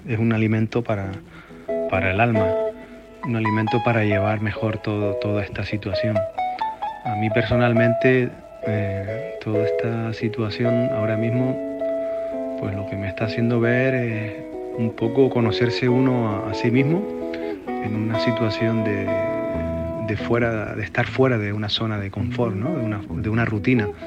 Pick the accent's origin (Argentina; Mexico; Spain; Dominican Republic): Spain; Las Palmas de Gran Canaria, Canary Islands; músico, compositor de Las Palmas